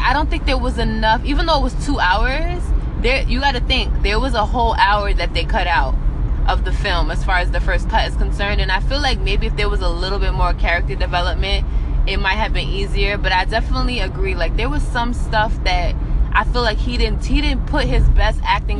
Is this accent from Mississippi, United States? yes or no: no; New York City, New York, United States; now in New Jersey, United States; I'm from Brooklyn